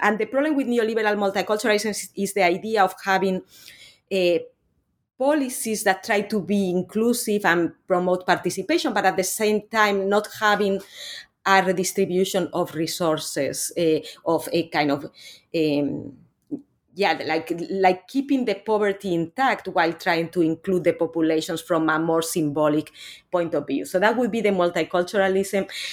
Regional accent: Spain; moved away; I'm actually originally from Spain. I'm not from Latin America.

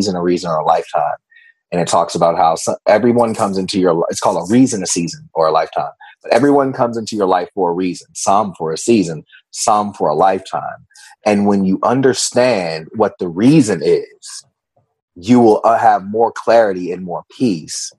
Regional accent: Virginia, United States; I grew up in the Bible Belt of Virginia.

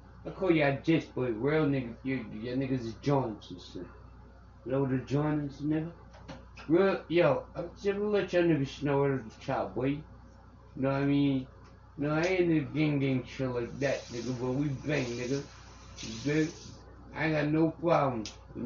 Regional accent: Long Island, New York, United States; I'm from Central High School, Long Island

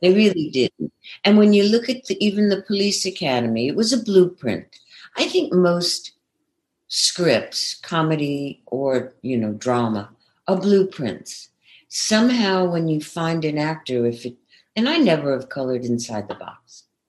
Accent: New York City, New York, United States; accent: Brooklyn; moved away as an adult; also born or lived in Manhattan; now in California, United States; I grew up in Brooklyn, and uh, you know, apartments in Manhattan

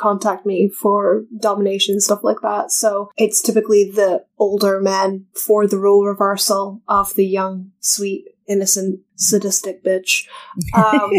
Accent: Scotland, United Kingdom; accent: Scottish; Americans find my accent more appealing than other Scots

